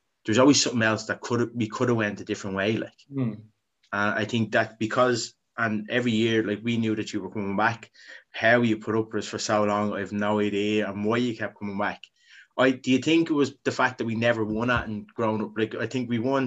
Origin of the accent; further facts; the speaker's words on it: Dublin, Leinster, Ireland; we loved growing up in Ballymun.